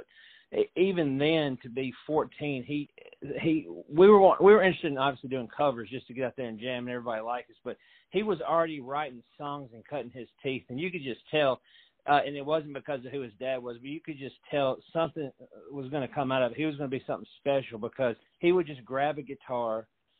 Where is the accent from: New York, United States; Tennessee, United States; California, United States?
Tennessee, United States; Fairview; I'm from Fairview, Tennessee, back when it was just a little podunk area.